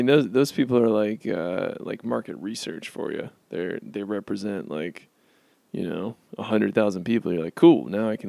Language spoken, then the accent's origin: English; Florida, United States; I'm from Florida originally.